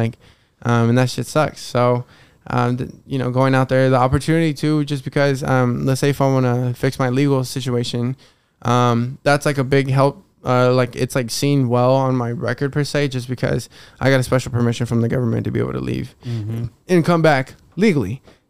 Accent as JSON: {"language": "English", "country": "Mexico", "said": "But I think since we grew up here, like, you know, you can't really tell, like, you know, we're from Mexico, right?"}